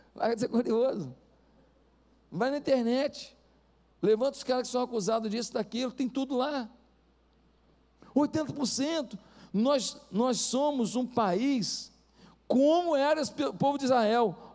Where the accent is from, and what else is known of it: Brazil